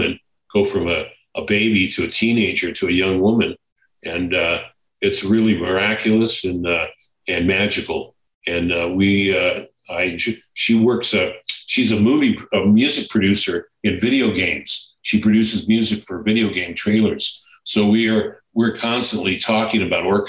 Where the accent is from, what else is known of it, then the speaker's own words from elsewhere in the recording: United States; also born or lived in California; being an American